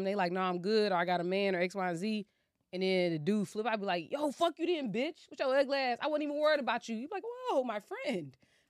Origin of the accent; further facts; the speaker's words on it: the South, United States; I'm from the South, and this happens in the South too.